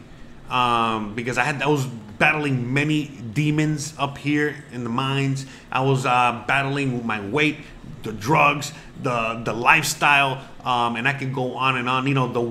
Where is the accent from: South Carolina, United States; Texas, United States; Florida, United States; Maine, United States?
Florida, United States; Miami; moved away as an adult; also born or lived in Seattle; I'm from Miami.